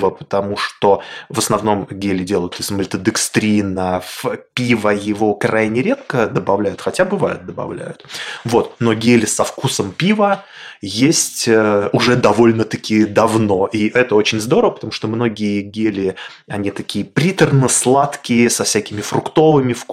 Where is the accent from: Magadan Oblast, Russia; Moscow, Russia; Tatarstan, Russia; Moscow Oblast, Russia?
Magadan Oblast, Russia; Magadan; born there; also born or lived in Kolyma; Родился я в Магадане и некоторое время жил на Колыме, э, на крайнем севере собаки очень популярная и важный аспект э, жизни, особенно вдали от э, городов.